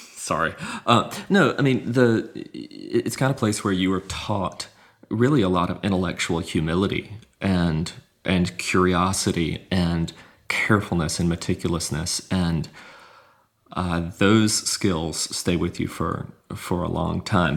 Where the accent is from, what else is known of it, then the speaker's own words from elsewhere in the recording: Hattiesburg, Mississippi, United States; the city of Hattiesburg, which is my hometown